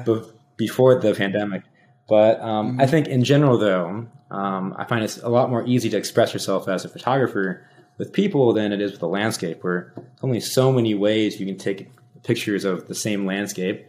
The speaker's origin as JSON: {"language": "English", "town": "Rockford", "region": "Illinois", "country": "United States", "tie": "born or raised there", "said": "my hometown's Rockford, Illinois"}